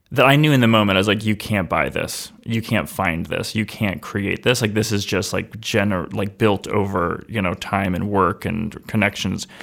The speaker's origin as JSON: {"language": "English", "town": "Somersworth", "region": "New Hampshire", "country": "United States", "tie": "born or raised there", "said": "I, I grew up in Summersworth"}